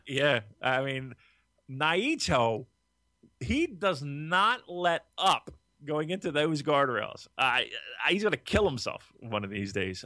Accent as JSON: {"language": "English", "town": "Gloucester City", "region": "New Jersey", "country": "United States"}